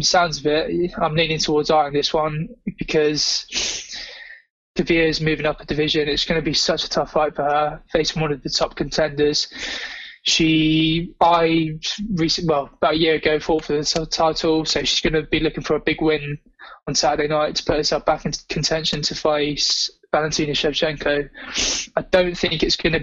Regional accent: England, United Kingdom; as an Englishman

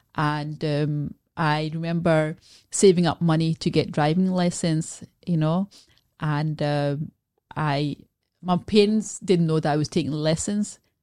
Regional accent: Scotland, United Kingdom; also born or lived in Glasgow; I was born in Scotland, so I, I live in Glasgow

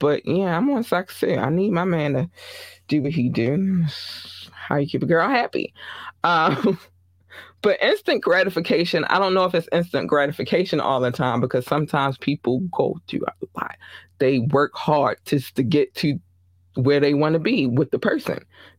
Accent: Baltimore, Maryland, United States; he's from NYC. I'm from Baltimore.

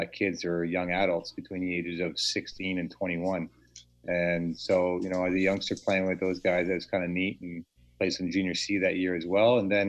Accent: Delhi, Ontario, Canada; also born or lived in Port Dover, Ontario; Norfolk County is my hometown. I grew up in a little town, tobacco town called Delhi, and then I just moved south towards the water over the years.

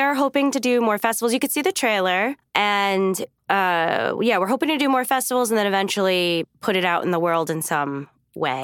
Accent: New York City, New York, United States; moved away; I'm from New York, and the bagels, like, in Staten Island, where I'm from

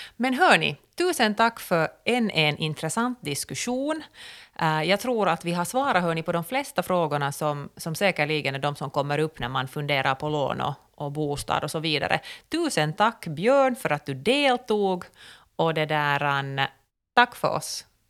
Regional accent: Finland; som finländare

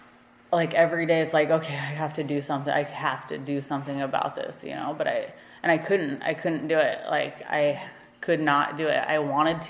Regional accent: Alaska, United States; growing up in Alaska

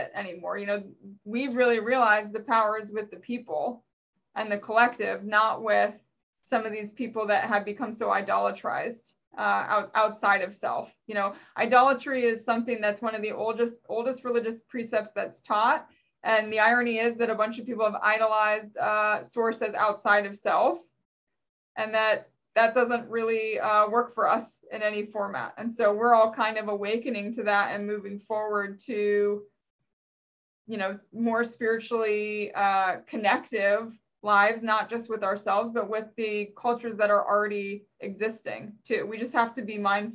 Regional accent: Virginia, United States; I'm from Virginia

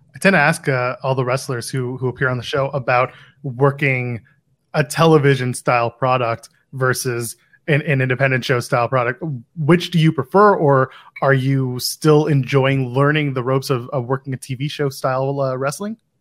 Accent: Ottawa, Ontario, Canada; moved away as an adult; now in Toronto, Canada; there, it's my hometown

